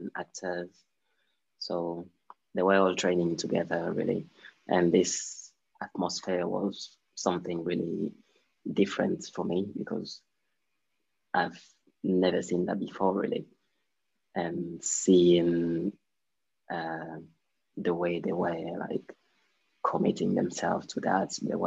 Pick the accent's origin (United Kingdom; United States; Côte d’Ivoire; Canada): Côte d’Ivoire; I'm from Ivory Coast, and I'm 26 years old